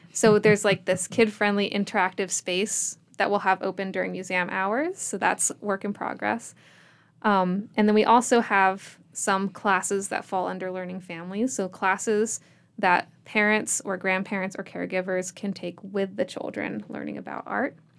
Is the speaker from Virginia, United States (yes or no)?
yes; Richmond, Virginia, United States; now in Abingdon, United States; I'm from Richmond